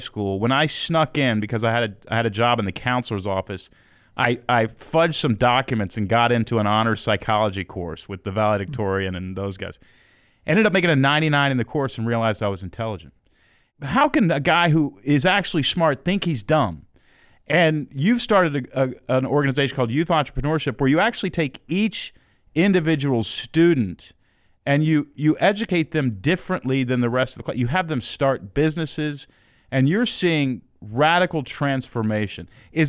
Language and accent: English; Houston, Texas, United States; Let me give you a little background. I grew up in Houston, Texas. Dad split when I was 2.